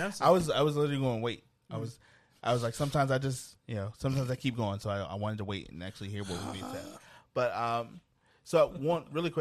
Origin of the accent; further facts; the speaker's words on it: United States; I unfortunately have to say I'm American.